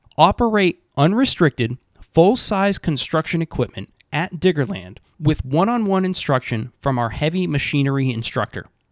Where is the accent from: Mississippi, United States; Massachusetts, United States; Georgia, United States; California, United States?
Massachusetts, United States; This is my home state